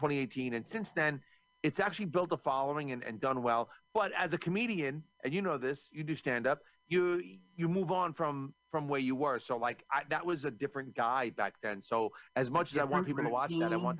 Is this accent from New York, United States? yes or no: yes; New York, United States; I'm from New York.